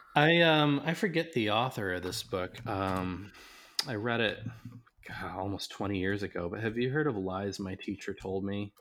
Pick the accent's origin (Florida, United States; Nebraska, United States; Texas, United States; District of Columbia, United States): Nebraska, United States; I grew up in Nebraska